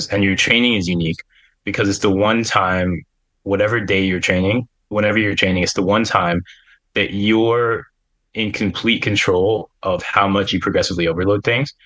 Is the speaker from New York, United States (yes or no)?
no; Pennsylvania, United States; I grew up in Pennsylvania